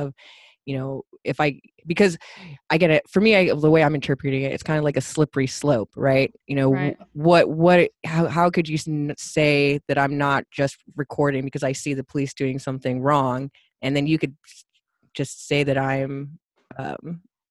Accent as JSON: {"language": "English", "country": "United States", "said": "as an American"}